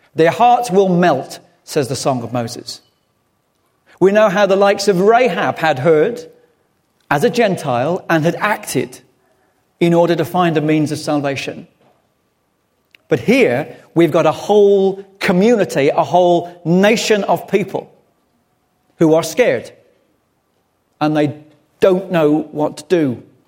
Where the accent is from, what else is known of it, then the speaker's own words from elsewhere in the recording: England, United Kingdom; being English